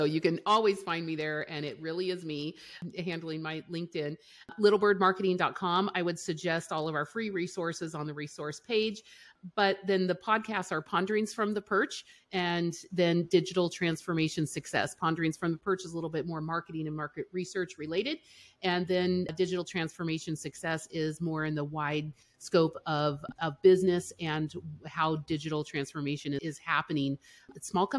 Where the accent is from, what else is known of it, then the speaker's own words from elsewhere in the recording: Colorado, United States; also born or lived in Europe; now in Missouri, United States; Well, Okay, so we're based in Missouri, but I'm from Colorado and I grew up in Europe.